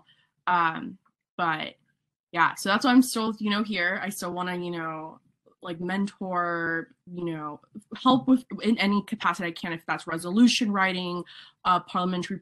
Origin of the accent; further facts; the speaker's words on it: San Jose, California, United States; moved away as an adult; now in San Francisco, United States; I came from San Jose, and my high school had gender-neutral restrooms